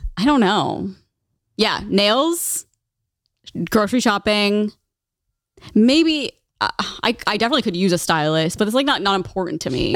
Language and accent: English; Midwest, United States; I'm from the Midwest